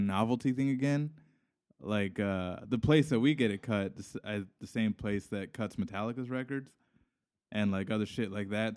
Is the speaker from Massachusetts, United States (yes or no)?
no; Hawaii, United States; I'm from Hawaii